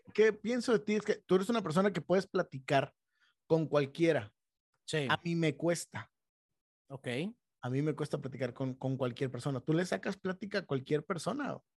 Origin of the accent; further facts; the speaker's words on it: Monterrey, Nuevo León, Mexico; en un ámbito en donde crecimos, aquí en Monterrey